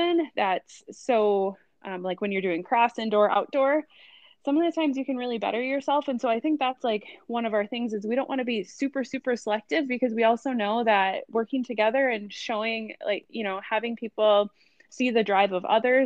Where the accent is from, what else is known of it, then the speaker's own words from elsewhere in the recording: Rosemount, Minnesota, United States; moved away as an adult; also born or lived in Mankato, Minnesota; now in Quad Cities, United States; I grew up in Rosemont, which is a south suburb of the Twin Cities area